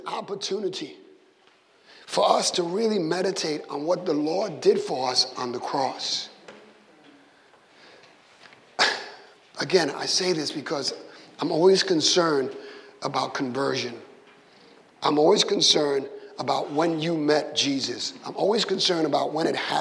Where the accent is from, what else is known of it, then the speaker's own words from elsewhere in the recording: Puerto Rico; moved away; when I grew up in Puerto Rico